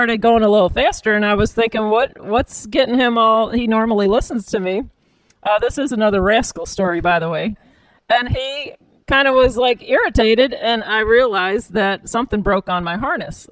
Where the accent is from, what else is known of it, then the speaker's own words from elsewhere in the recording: Bridgeton, Missouri, United States; we grew up in Bridgeton